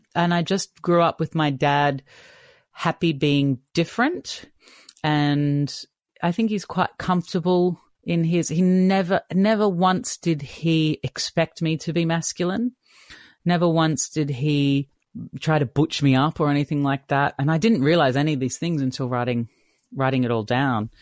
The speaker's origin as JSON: {"language": "English", "town": "Brisbane", "region": "Queensland", "country": "Australia", "tie": "born or raised there", "also_born_or_lived": "Sydney", "moved": "as an adult", "said": "I grew up in Brisbane"}